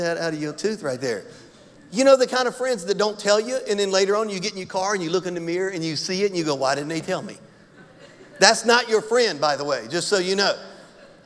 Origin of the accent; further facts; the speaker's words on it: Louisiana, United States; I'm from Louisiana.